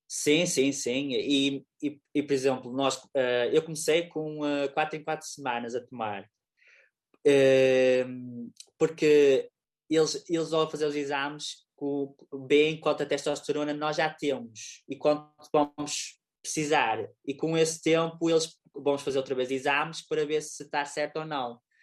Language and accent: Portuguese; Lousada, Norte, Portugal; eu sou de Lousada